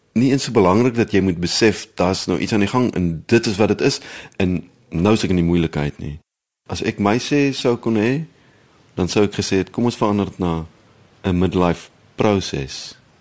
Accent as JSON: {"language": "Afrikaans", "country": "South Africa", "tie": "born or raised there", "also_born_or_lived": "Bloemfontein / Netherlands", "moved": "as an adult", "said": "Ek is in die Oos-Kaap gebore. Ek het op verliesdop groot geword"}